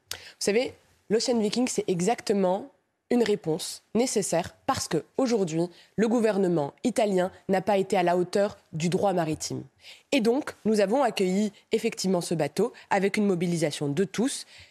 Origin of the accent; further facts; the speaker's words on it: Romorantin, Centre-Val de Loire, France; also born or lived in Morocco (parents); now in Nantes, France; Je suis né à Romorantin. Mes parents euh, étaient marocains, ils sont nés au Maroc